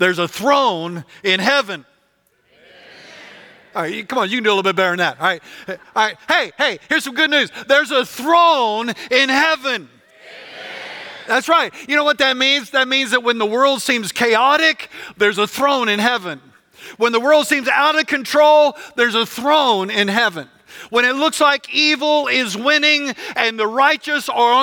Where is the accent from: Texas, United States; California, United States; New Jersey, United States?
Texas, United States; West; I grew up in West Texas